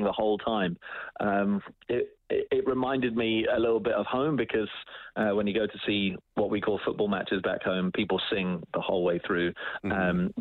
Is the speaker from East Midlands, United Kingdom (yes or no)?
yes; Oakham, East Midlands, United Kingdom; now in Edmonton, Canada; I grew up in England in a very small town called Oakham